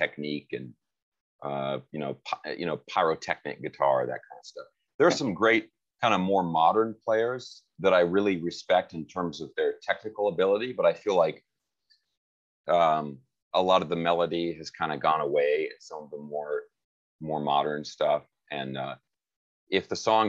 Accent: Seattle, Washington, United States; moved away as an adult; now in Los Angeles, United States; I grew up in Seattle.

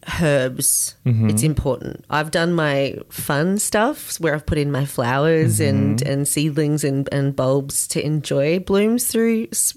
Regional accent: Australia; growing up in Australia.

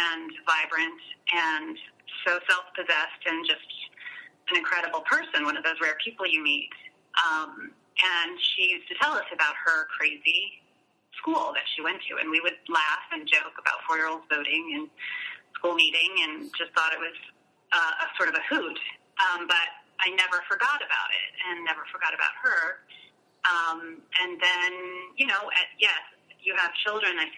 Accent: Asheville, North Carolina, United States; I grew up in Asheville, North Carolina

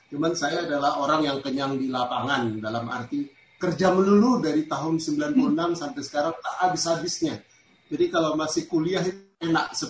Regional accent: Sorong, Southwest Papua, Indonesia; dari Sorong, Papua. Di sini saya melihat ada tadi saudara-saudara saya dari Papua juga ada.

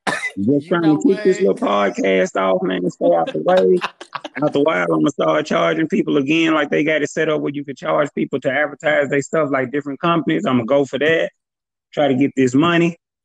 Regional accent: Memphis, Tennessee, United States; So my, you know, I got a diverse audience because I am from Memphis.

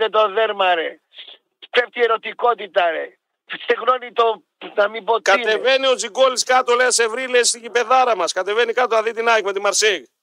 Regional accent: Athens, Attica, Greece; είμαι αδερφέ, από Αθήνα.

